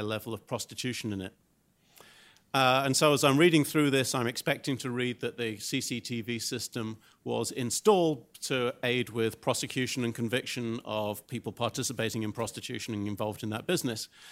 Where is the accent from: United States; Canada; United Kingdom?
United Kingdom; Glasgow, Scotland; my hometown in Glasgow, in Scotland